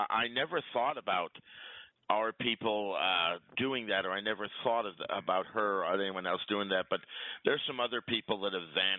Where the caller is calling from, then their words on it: Quebec, Canada; This is … from the South Shore of the St. Lawrence Seaway.